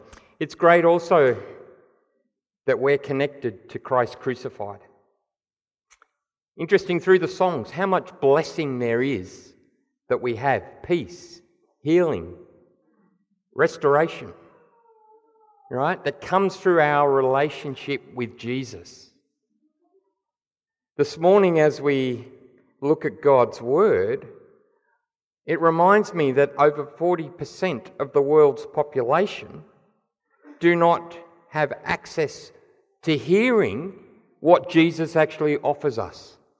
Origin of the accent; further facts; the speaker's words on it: Papua New Guinea; also born or lived in Nigeria; But I've spent most of my life around mission, growing up in Papua New Guinea, where my parents were tent makers